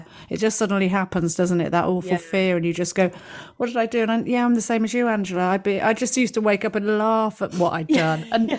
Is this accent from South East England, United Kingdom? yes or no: yes; Oxford, South East England, United Kingdom; I grew up in Oxford